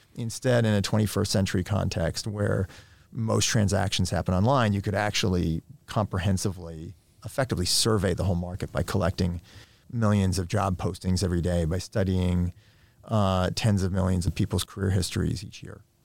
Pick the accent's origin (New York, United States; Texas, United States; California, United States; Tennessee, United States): New York, United States; I grew up in New York in the nineteen eighties